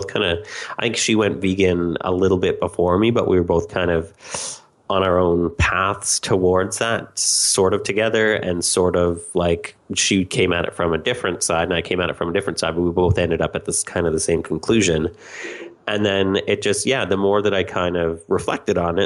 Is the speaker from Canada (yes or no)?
yes; Canada; in Canada, or at least where I grew up